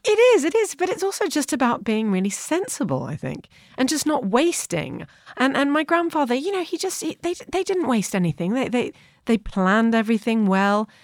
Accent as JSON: {"language": "English", "region": "New York", "country": "United States", "tie": "born or raised there", "also_born_or_lived": "Canada", "moved": "yes", "said": "I grew up in New York"}